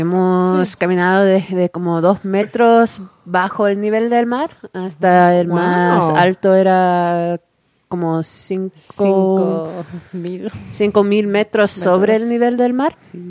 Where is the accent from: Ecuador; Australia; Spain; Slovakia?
Ecuador; also born or lived in Chile / Dominican Republic; I grew up in Ecuador and Chile and the Dominican Republic.